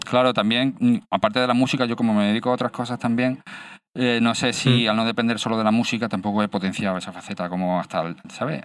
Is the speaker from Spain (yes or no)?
yes; Málaga, Andalusia, Spain; yo vivo en Málaga, nací en Málaga y sigo viviendo en Málaga.